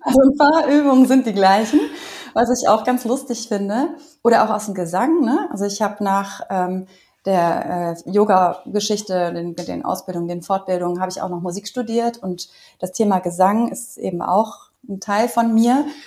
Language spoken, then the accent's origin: German; Cologne, North Rhine-Westphalia, Germany; ich komme aber aus Köln